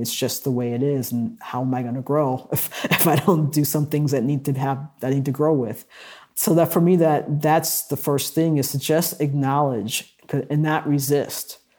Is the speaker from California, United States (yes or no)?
no; Milwaukee, Wisconsin, United States; in Milwaukee, where I grew up, there were three black radio stations